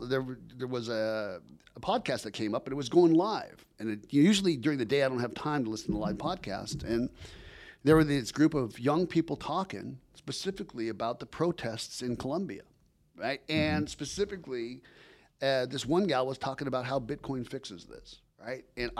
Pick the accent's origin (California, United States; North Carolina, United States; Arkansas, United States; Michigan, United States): California, United States; We come from San Diego County to do this podcast every week.